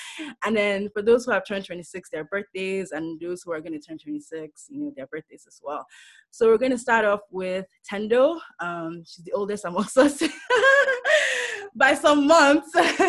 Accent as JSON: {"language": "English", "region": "Lagos", "country": "Nigeria", "tie": "born or raised there", "moved": "yes", "lives_now": "San Francisco Bay Area, United States", "said": "I think I'm the second youngest before Naomi. So I was born October 29, 1994, born and raised Lagos, Nigeria. I'm a Lagos babe. Akoka is in Ilag, and then I moved to the Bay Area to study at UC Berkeley."}